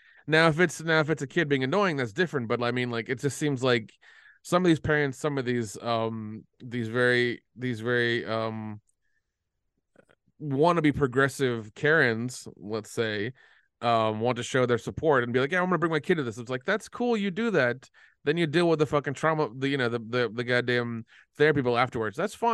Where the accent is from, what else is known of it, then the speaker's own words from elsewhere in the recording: Tennessee, United States; Yeah. I'm from Tennessee, unfortunately.